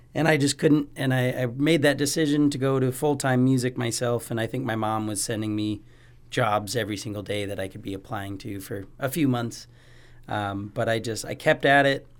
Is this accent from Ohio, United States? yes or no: no; Spokane, Washington, United States; now in Bozeman, United States; I did grow up in Spokane, Washington, in the valley um, for almost 16 years